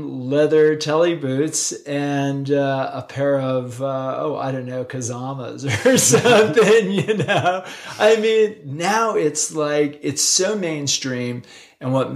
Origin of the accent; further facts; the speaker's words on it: East Coast, United States; now in Utah, United States; when I was a kid growing up on the East Coast, I could have thrown a softball into the ocean from my house.